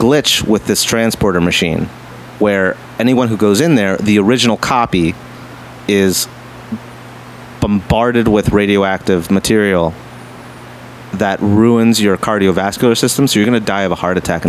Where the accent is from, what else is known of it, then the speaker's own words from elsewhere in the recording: Texas, United States; Well, I'm from Texas